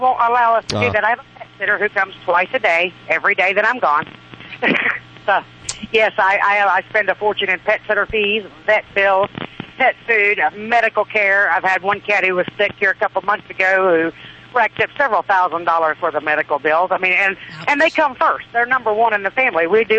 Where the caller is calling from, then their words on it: Missouri, United States; I'm in just about halfway across Missouri on I-70, heading west, going to British Columbia.